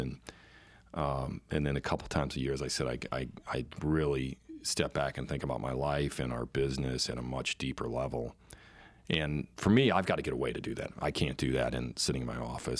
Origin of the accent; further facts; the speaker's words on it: United States; I am an American